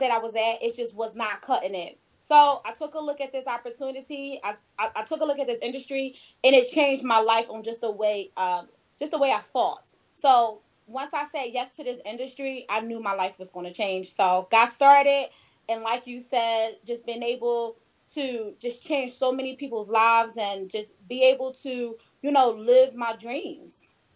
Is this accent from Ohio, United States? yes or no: no; Philadelphia, Pennsylvania, United States; I was a teen mom, and I am from Philadelphia.